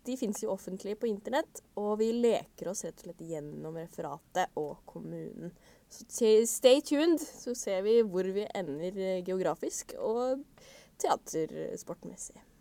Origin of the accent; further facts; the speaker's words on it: Kongsvinger, Innlandet, Norway; Jeg er fra Kongsvinger kommune